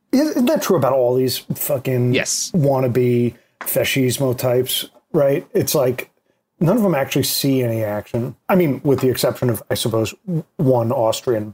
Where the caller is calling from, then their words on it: New York, United States; I'm calling from New York